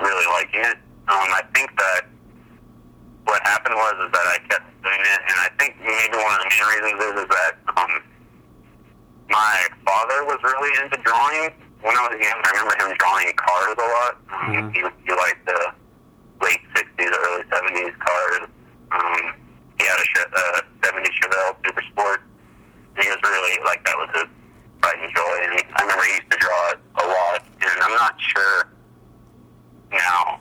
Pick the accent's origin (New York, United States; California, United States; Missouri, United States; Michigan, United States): California, United States; El Cajon; I grew up down in El Cajon.